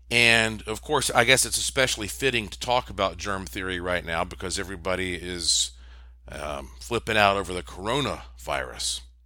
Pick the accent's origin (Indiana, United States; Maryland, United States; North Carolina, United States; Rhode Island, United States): North Carolina, United States; Asheville; Asheville, North Carolina, my hometown